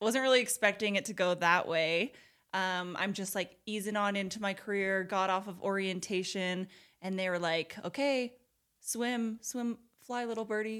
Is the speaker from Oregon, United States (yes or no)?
yes; Portland, Oregon, United States; moved away as an adult; now in Utah, United States; I was born and raised in Portland, Oregon, and I lived there my whole life until I was twenty-two.